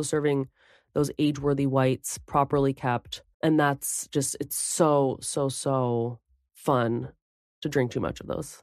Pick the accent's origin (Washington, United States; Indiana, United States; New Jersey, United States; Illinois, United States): New Jersey, United States; I'm from Jersey